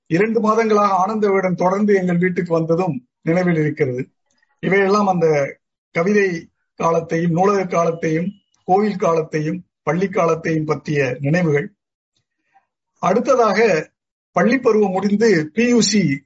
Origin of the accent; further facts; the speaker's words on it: Thiruuthirakosamangai, Tamil Nadu, India; நான் பிறந்து வளர்ந்தது திருவுத்தர கோசமங்கை ராமநாதபுரம் மாவட்டத்தில் உள்ள திருவுத்தர கோசமங்கை என்ற ஊர்